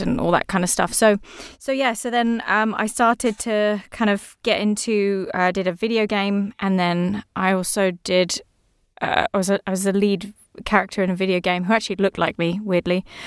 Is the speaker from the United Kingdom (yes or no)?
yes; England, United Kingdom; I'm English